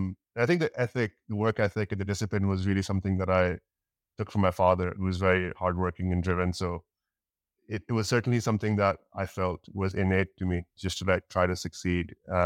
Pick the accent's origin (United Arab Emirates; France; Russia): United Arab Emirates; Dubai; moved away as an adult; also born or lived in Pakistan / Canada; So I'm from Pakistan, born and raised in Dubai. And then I went to university in Canada.